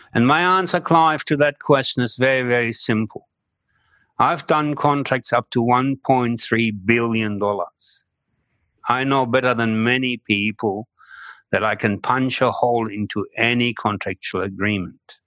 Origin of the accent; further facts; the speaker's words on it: Germany; moved away as an adult; now in Australia; it is a German name